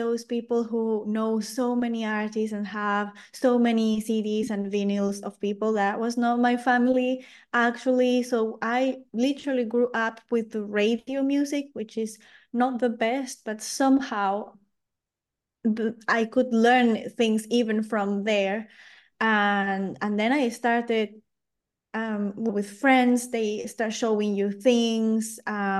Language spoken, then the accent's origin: English; Lima, Peru; English is a second language; moved away; also born or lived in France; So I grew up until 2014 in Lima, in Peru.